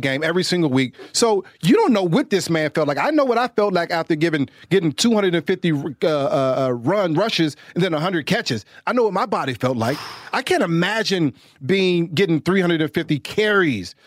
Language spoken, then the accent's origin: English; Washington, United States; I'm from Washington